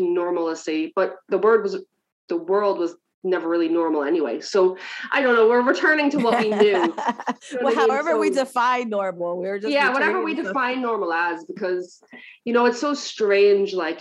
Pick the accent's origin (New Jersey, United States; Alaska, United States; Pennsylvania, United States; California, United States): New Jersey, United States; moved away as an adult; now in Ireland; I'm originally from New Jersey, so I'm a few steps away from home at this point, and I'm here 11 years